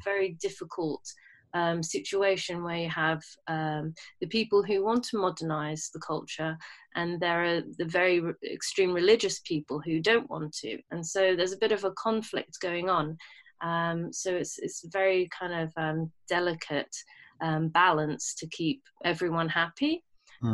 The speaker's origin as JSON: {"language": "English", "region": "London", "country": "United Kingdom", "tie": "born or raised there", "also_born_or_lived": "Bahrain", "said": "I was born in London and when my mum was fit enough to fly, um, I flew back to, well, I flew to Bahrain to grow. I, I lived there until I was nine. Um, my mum and dad split up. And um, yeah, and I stayed in London since"}